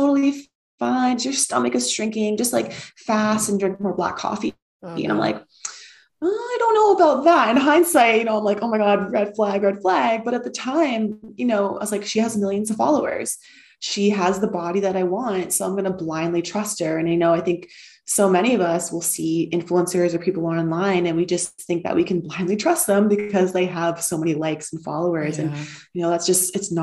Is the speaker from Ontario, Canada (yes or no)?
yes; outside of Toronto, Ontario, Canada; moved away as an adult; also born or lived in Pennsylvania, United States / Bali, Indonesia; now in Lisbon, Portugal; I am Canadian. I grew up outside of Toronto in a very small town.